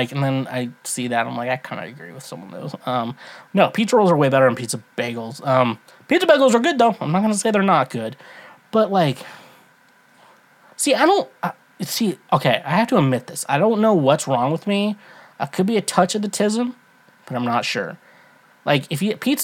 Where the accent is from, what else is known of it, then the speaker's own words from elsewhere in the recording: Midwest, United States; I grew up in the Midwest